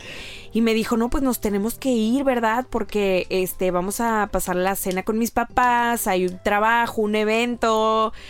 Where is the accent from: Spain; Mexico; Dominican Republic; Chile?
Mexico